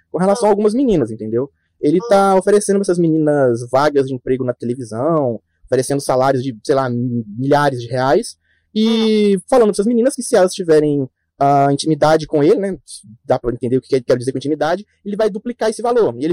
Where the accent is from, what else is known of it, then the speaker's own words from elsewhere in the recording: Caratinga, Minas Gerais, Brazil; Eu sou aqui do, de Minas também, Caratinga.